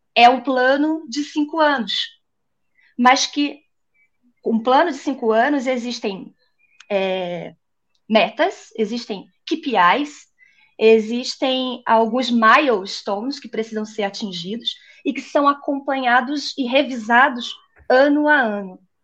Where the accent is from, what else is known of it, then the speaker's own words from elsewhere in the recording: Niterói, Rio de Janeiro, Brazil; moved away as an adult; now in São Paulo, Brazil; eu sou carioca, um, ah, de Niterói, eu é, sou sou lá da, da, da, praia, gosto do pé na areia, mas eu moro em São Paulo já tem três anos